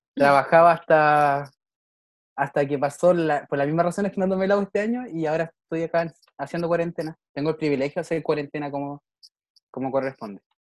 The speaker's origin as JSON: {"language": "Spanish", "town": "Valdivia", "region": "Los Ríos", "country": "Chile", "lives_now": "Niebla, Chile", "said": "yo soy de Valdivia, no vivo en mi casa"}